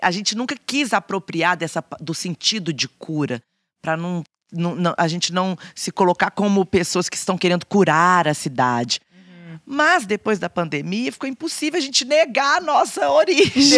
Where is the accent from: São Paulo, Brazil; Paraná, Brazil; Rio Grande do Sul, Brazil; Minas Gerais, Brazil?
Minas Gerais, Brazil; Belo Horizonte; Eu falava, "Belo Horizonte"